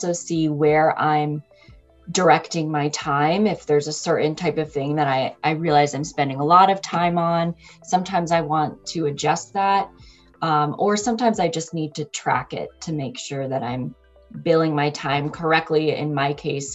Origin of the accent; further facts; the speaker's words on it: United States; I'm American working in US-based organization